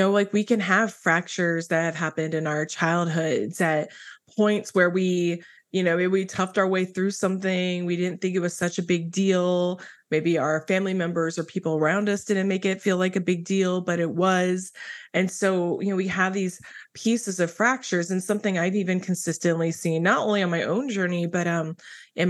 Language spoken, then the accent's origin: English; Midwest, United States; I grew up in the Midwest as a pastor's kid